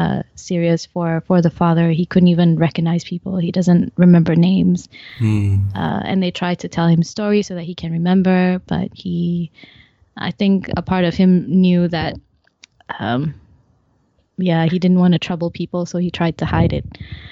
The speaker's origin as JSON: {"language": "English", "country": "Malaysia", "tie": "born or raised there", "also_born_or_lived": "Canada", "said": "Then I returned back to Malaysia for my secondary schooling. Mm-hmm. And I picked up my Malaysian accent from my Canadian accent."}